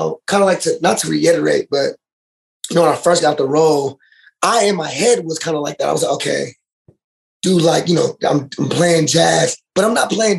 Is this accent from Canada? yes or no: no; Dallas, Texas, United States; born there; I wouldn't say I'm from Dallas, but I was born in Dallas.